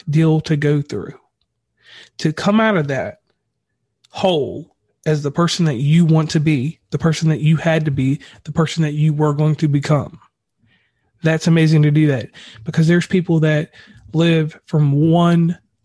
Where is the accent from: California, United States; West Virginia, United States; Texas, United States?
West Virginia, United States; I'm from West Virginia